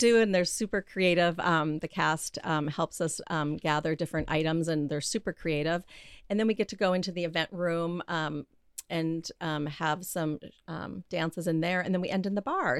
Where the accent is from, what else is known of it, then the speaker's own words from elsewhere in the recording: Grand Forks, North Dakota, United States; moved away as an adult; also born or lived in Minneapolis; I'm from North Dakota